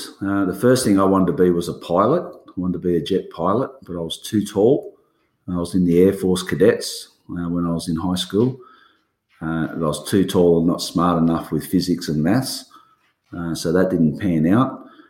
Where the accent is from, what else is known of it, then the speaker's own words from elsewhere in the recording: Maitland, New South Wales, Australia; born there; I was born in Maitland, New South Wales, which is near Newcastle.